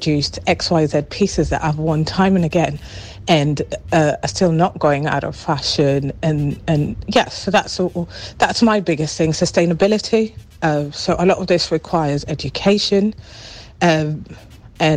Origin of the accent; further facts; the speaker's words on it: Kenya; I'm originally from Kenya